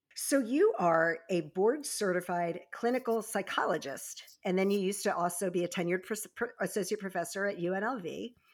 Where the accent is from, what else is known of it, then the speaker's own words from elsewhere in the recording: Baltimore and Annapolis area, Maryland, United States; also born or lived in Virginia Beach, Virginia; I was born in Virginia Beach and raised in the Baltimore and Annapolis area